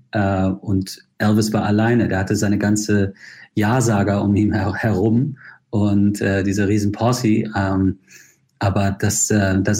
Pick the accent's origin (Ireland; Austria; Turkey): Ireland; also born or lived in Spain; Naja, ich, ich bezeichne mich schon als Ire. Ich mhm. bin irischer Staatsbürger. Ich bin zwar in Spanien geboren und habe ein sehr verrücktes äh, Leben und habe in vielen Ländern gelebt, aber ähm, ich habe mich in Irland immer zu Hause gefühlt.